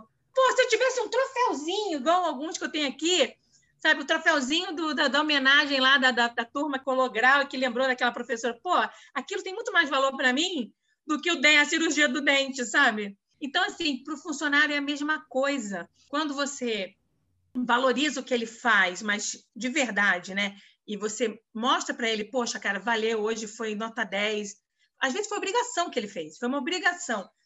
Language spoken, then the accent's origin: Portuguese; Rio de Janeiro, Brazil; moved away as an adult; now in São Paulo, Brazil; eu carioca